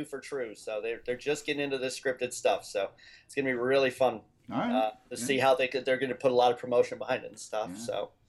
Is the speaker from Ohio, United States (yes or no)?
yes; Cincinnati, Ohio, United States; moved away; also born or lived in Kansas City; I was born in Kansas City and grew up in Cincinnati.